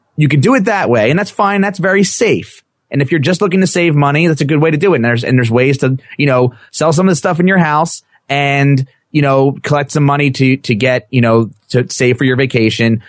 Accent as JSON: {"language": "English", "region": "New Jersey", "country": "United States", "said": "I'm from New Jersey"}